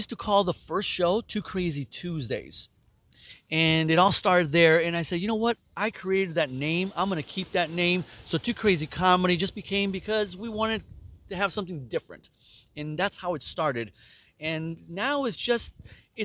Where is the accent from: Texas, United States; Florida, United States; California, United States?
California, United States; San Jose; also born or lived in Mexico; I was born in Mexico, and I was raised in San Jose, California, and I was adopted at 5 years old